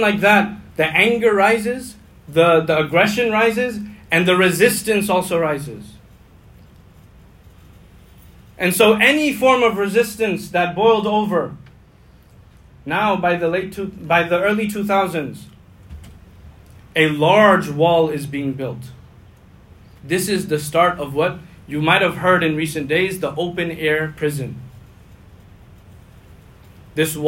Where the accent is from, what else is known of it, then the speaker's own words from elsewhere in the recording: United States; as an American.